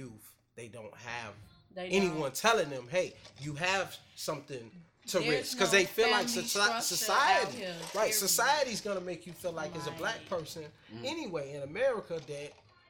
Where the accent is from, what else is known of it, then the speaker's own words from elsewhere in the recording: Chicago, Illinois, United States; I know I'm a Chicago person.